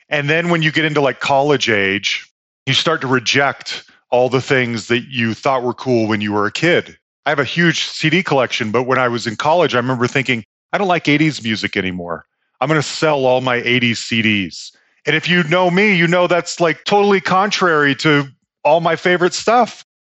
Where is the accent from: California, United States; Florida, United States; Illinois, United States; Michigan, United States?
California, United States; So I grew up in the Bay Area.